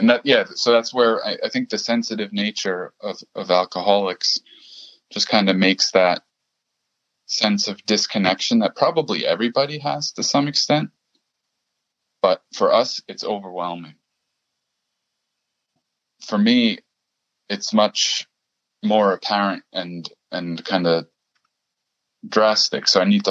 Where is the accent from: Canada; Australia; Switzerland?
Switzerland; German-speaking Switzerland; I went to one, so in Switzerland, I come from the German speaking part of Switzerland, and I did go to one meeting there in German